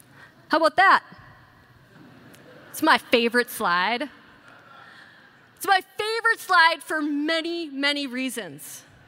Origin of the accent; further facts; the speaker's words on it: Wisconsin, United States; I'm from Wisconsin. I think it's called the beer capital of the world. I think I'm an alien there because I don't drink alcohol.